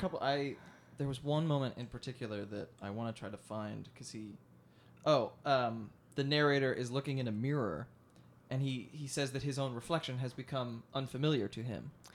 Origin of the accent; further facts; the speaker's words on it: outside of Philadelphia, Pennsylvania, United States; the town I grew up of outside of Philadelphia